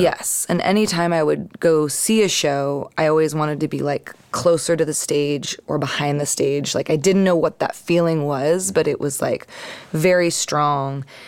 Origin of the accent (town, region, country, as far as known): East Bay, California, United States; also born or lived in San Francisco / Marin County